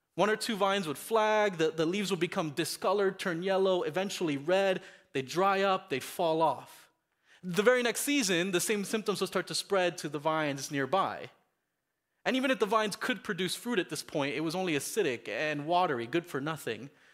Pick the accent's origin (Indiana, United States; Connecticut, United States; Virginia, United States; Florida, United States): Florida, United States; Miami; moved away; Growing up in Miami, we had this, um, real pest problem in my house